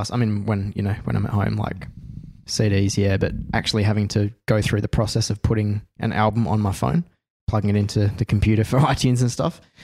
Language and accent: English; Australia; being an Aussie